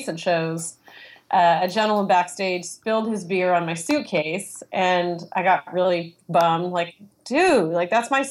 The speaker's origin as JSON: {"language": "English", "town": "Los Angeles", "region": "California", "country": "United States", "tie": "born or raised there", "said": "I grew up in Hollywood, just the sort of the youngest of three kids"}